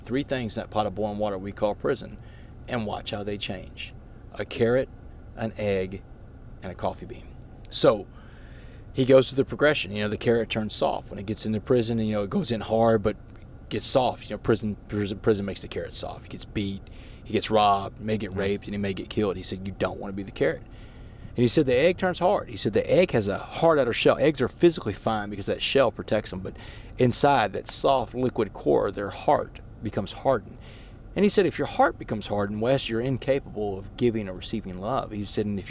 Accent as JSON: {"language": "English", "town": "Port Arthur", "region": "Texas", "country": "United States", "tie": "born or raised there", "also_born_or_lived": "Washington, D.C.", "moved": "as an adult", "said": "I grew up in Port Arthur, man. I grew up playing street basketball on the west side"}